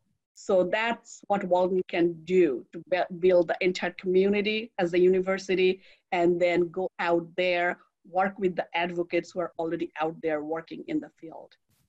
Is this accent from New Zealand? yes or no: no; India; now in United States; You know, I came from India and I came to US, and I have never seen so much diversity in the world.